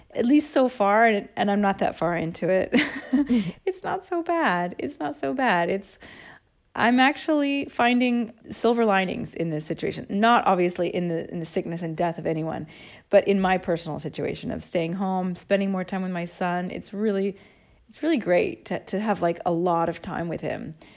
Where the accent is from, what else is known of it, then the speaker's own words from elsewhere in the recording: United States; now in Italy; I'm American too